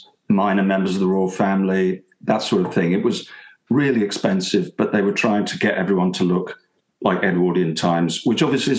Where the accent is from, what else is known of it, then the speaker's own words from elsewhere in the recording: Portsmouth, South East England, United Kingdom; now in London, United Kingdom; I'm from Portsmouth